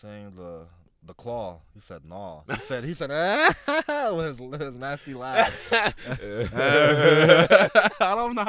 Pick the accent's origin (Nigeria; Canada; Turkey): Nigeria; I'm Nigerian